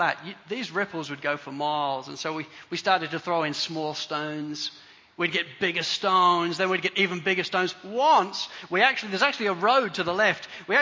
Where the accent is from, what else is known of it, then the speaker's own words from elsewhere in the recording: Spalding, East Midlands, United Kingdom; I grew up in Spalding, in Lincolnshire, in England.